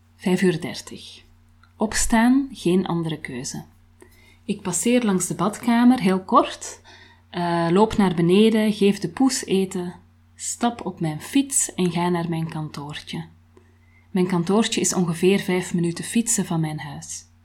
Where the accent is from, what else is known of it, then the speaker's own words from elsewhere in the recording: Antwerp, Flanders, Belgium; moved away; ik kom uit Antwerpen, dat kan je niet verbergen natuurlijk